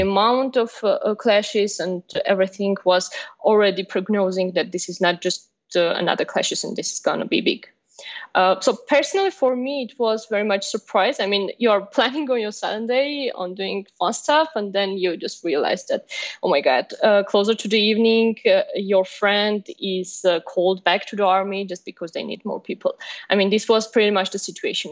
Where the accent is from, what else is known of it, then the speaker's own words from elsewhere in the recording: Armenia; I'm from Armenia